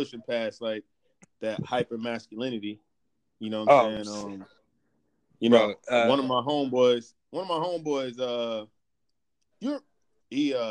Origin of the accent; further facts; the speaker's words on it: Alabama, United States; where I'm from, like, growing up in Alabama